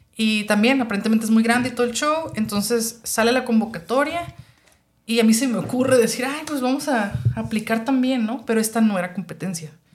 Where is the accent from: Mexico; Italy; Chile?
Mexico; also born or lived in Tijuana; yo que soy mexicana, a veces los mexicanos tenemos una mentalidad